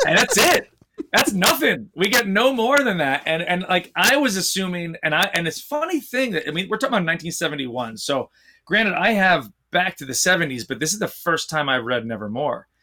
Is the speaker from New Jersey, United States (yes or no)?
yes; New Jersey, United States; we grew up in New Jersey, just about twenty minutes from Manhattan